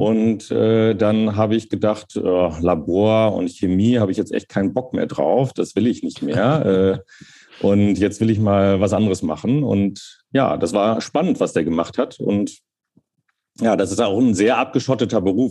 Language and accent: German; Hanover, Lower Saxony, Germany; moved away; also born or lived in Cologne; ich bin in Köln geboren, dann in Hannover aufgewachsen